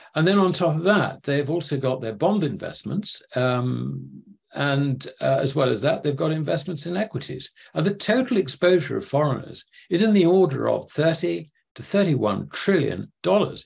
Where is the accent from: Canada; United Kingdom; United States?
United Kingdom; sitting as a Brit